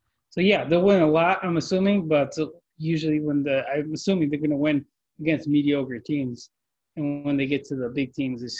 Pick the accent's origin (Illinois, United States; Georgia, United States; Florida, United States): Illinois, United States; Chicago; I'm from Chicago